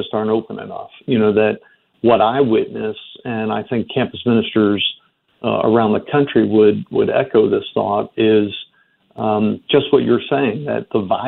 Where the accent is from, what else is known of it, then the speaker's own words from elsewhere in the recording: Baltimore, Maryland, United States; moved away; I grew up in Baltimore